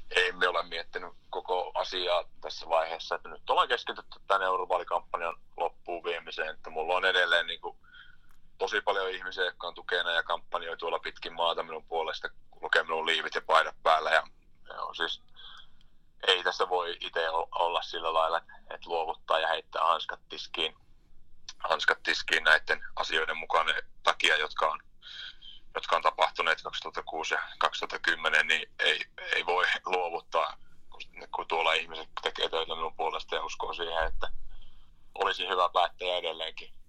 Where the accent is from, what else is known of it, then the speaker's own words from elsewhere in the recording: Inari, Lapland, Finland; lähin tänne Pohjois-Lappiin, Inaariin kotiseuduille